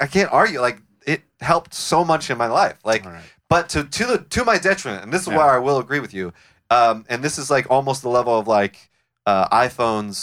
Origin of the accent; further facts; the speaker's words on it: Sacramento, California, United States; moved away; also born or lived in Los Angeles / Orange County; I grew up in Sacramento